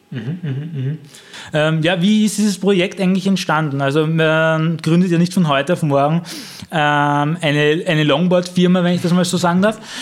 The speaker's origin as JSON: {"language": "German", "region": "Vienna", "country": "Austria", "said": "als Wiener"}